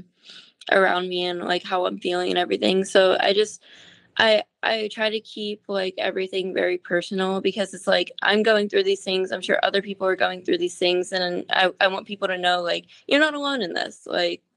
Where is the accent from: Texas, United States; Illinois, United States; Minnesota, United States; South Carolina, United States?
Texas, United States; San Antonio; I'm from San Antonio, Texas